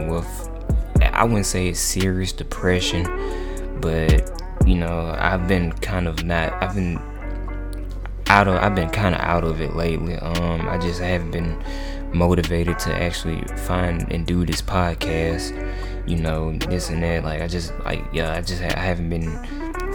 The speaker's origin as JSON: {"language": "English", "region": "Mississippi", "country": "United States", "tie": "born or raised there", "moved": "as an adult", "lives_now": "Tuscaloosa, United States", "said": "I've also since moved from my hometown in Mississippi, so now I'm just now adapting to my new environment here in Tuscaloosa, Alabama"}